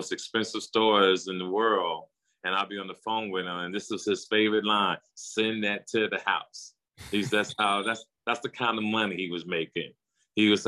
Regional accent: New Jersey, United States; I was from Jersey

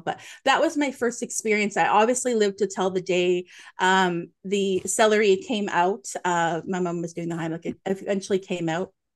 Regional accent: Nova Scotia, Canada; moved away as an adult; now in Ontario, Canada; I'm a maritimer like you. I am born and raised in Nova Scotia, currently living in Ontario

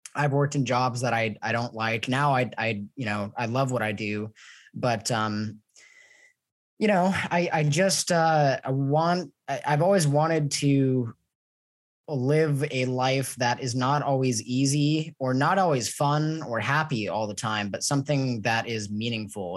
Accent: Los Angeles, California, United States; moved away as an adult; now in Mexico; I'm from Los Angeles. Uh, I was living in Los Angeles before I moved to Mexico

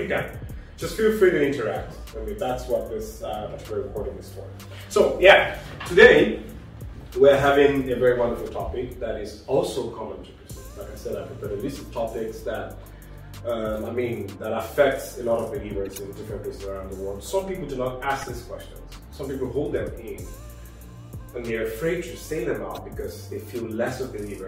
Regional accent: Nigeria; I come from Nigeria

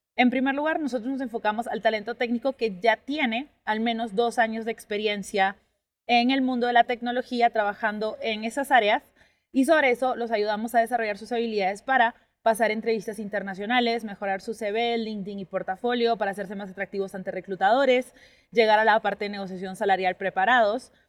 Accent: Peru; al yo haber crecido o haberme formado toda la parte de educación primaria en una ciudad muy chiquitita de Perú

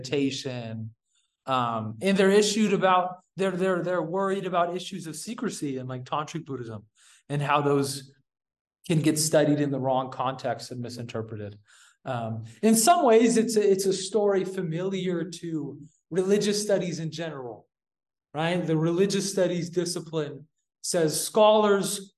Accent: Yuba City, California, United States; moved away as an adult; also born or lived in Utah; now in India; I grew up in Yuba City, California

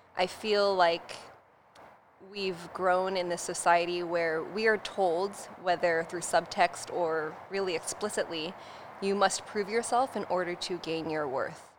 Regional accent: Poway, California, United States; I grew up in North San Diego in Poway

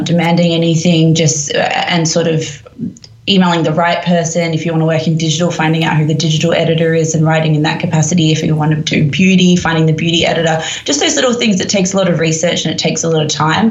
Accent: Perth, Western Australia, Australia; also born or lived in Sydney; now in London, United Kingdom; I moved to Sydney from Perth, where I grew up

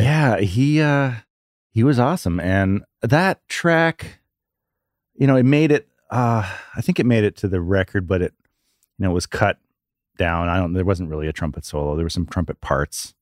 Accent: Vancouver, British Columbia, Canada; moved away; Oh, Vancouver

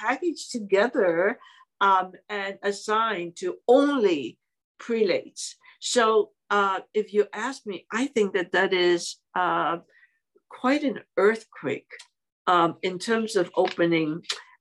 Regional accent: Hong Kong; English is a second language; moved away as an adult; now in United States; I was born and raised in Hong Kong.

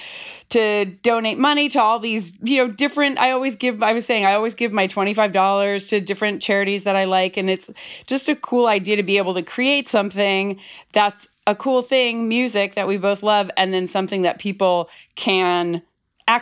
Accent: Bay Area, California, United States; moved away as an adult; now in Brooklyn, United States; I'm born and raised in the Bay Area, but I live in Brooklyn, New York right now

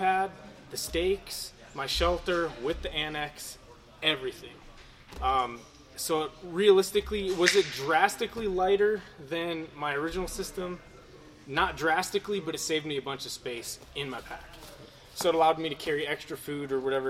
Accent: Wisconsin, United States; growing up in Wisconsin

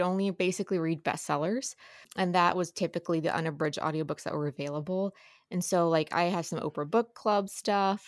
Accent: Ohio side, Ohio River Valley, United States; I grew up on the Ohio side

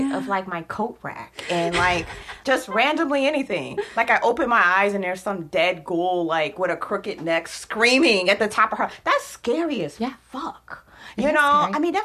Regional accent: Gary, Indiana, United States; I am from Gary, Indiana, which is, like, kind of like a ghetto suburb of Chicago

